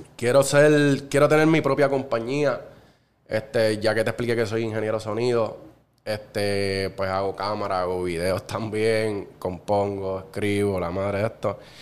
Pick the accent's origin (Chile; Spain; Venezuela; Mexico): Venezuela; Cagua, Aragua; soy nacido y criado en Cagua